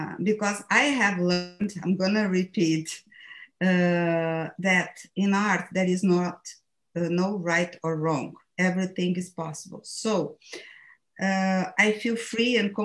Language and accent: English; Brazil; English is a second language; moved away as an adult; now in United States; I moved from Brazil to the USA 15 years ago at the age of 45. I left in Brazil everything, my family, my friends, my roots, and my job.